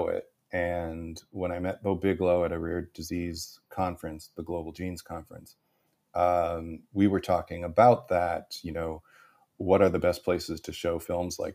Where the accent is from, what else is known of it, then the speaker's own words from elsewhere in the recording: Ballston Spa, upstate New York, United States; moved away as an adult; also born or lived in Hollywood; I returned back to my hometown in upstate New York and took a look around this beautiful little town of Balsam Spa, New York